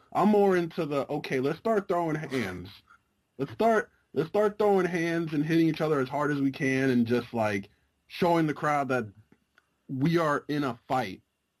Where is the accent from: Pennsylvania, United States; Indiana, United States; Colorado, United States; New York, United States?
New York, United States; New York City; I am from New York City.